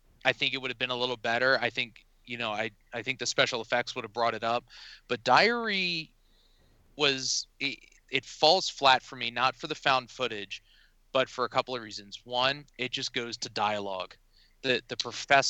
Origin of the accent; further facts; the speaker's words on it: Pennsylvania, United States; I'm from Pennsylvania.